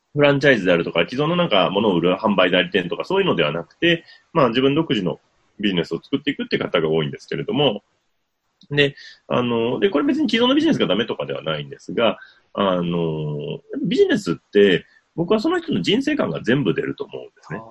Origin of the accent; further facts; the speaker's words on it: Wakayama, Japan; 和歌山の方の、まあ、私の地元